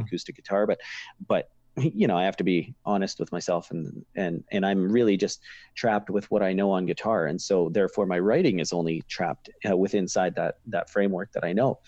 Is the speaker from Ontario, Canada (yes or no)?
no; Kipling, Saskatchewan, Canada; where I grew up in Kipling